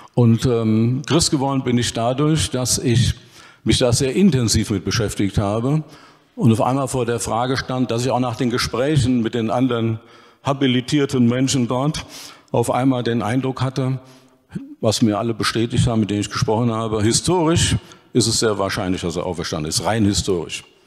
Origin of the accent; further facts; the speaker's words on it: Dillenburg, Hesse, Germany; Und nachmittags auf dem Fußballplatz, entweder in Dillenburg oder im Nachbarort Vonhausen. Ich habe also meine Kindheit in der Kneipe und auf dem Fußballplatz verbracht